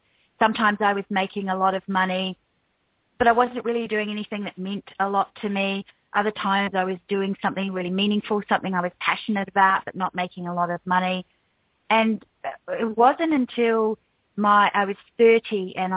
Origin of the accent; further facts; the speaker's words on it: New Zealand; moved away as an adult; also born or lived in United States; now in Australia; I'm actually from New Zealand, even though now I live in Australia